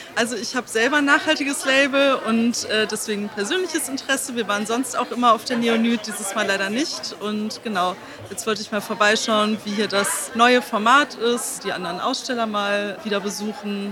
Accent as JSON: {"language": "German", "country": "Armenia", "tie": "born or raised there", "moved": "yes", "said": "Ich bin in Armenien geboren"}